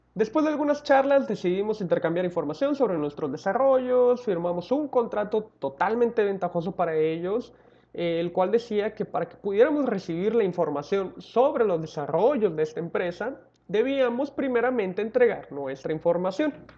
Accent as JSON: {"language": "Spanish", "town": "La Paz", "region": "Baja California Sur", "country": "Mexico", "tie": "born or raised there", "said": "soy originario de La Paz, California"}